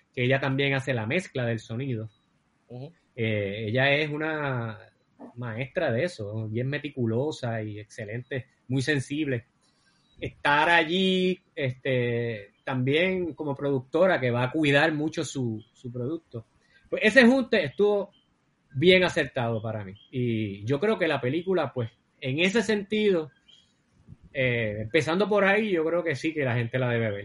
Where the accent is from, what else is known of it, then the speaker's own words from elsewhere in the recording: Cabo Rojo, Puerto Rico; yo soy de Cabo Rojo y me crié así entre el campo y la ciudad